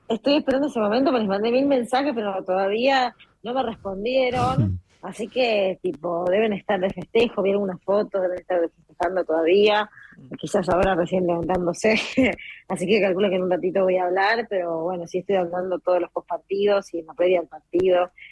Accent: Argentina; nosotros eh, somos Argentina

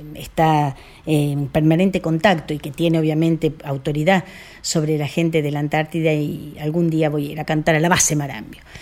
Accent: Argentina

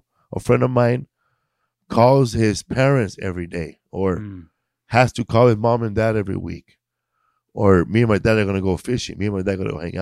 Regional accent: Los Angeles, California, United States; because I'm from Boyle Heights, you know, and where I'm from. There's a little type of flavor, you know, a little East LA, Boyle Heights flavor.

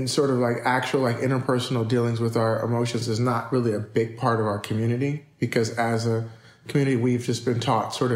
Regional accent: Inglewood, California, United States; also born or lived in Pacoima, California; I was born in Pacoima, California, moved to Inglewood

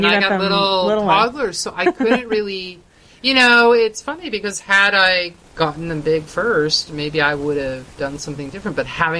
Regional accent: Canada; I come from Canada, you know, away from kind of the scenes.

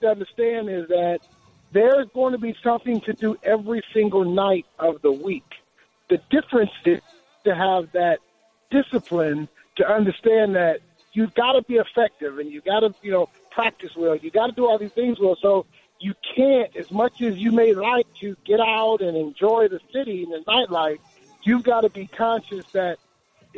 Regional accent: Detroit, Michigan, United States; moved away as an adult; also born or lived in South Bend, Indiana; I'm from Detroit, and went to school in South

